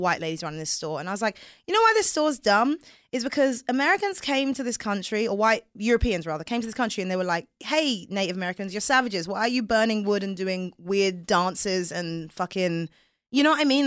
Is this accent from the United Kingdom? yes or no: yes; England, United Kingdom; accent: English; moved away; growing up in England